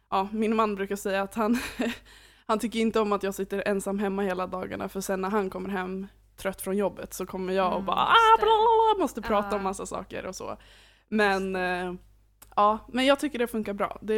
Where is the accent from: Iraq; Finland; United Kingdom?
Finland; Åland; now in Uppsala, Sweden; Så jag är 22 år. Eh, jag kommer ursprungligen från Finland, Åland. Eh, men jag har bott i Uppsala stora delar av mitt liv och eh, nu senast så flyttade jag hit 2017